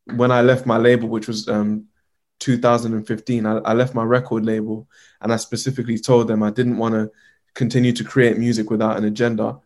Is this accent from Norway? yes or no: no; Uganda; I'm from Uganda